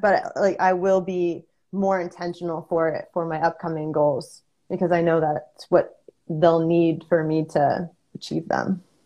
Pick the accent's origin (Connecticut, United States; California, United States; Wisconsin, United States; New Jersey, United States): Connecticut, United States; I grew up in Connecticut